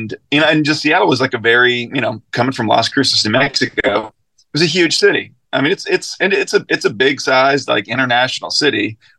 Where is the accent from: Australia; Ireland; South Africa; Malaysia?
Ireland; Sligo, Connacht; also born or lived in Mobile, United States; Yeah, so I was born in Mobile, and all my mom's family is still down there. But I only lived in Mobile for like 6 weeks. Then we moved back to where my parents had been living, which was Sligo on the west coast of Ireland.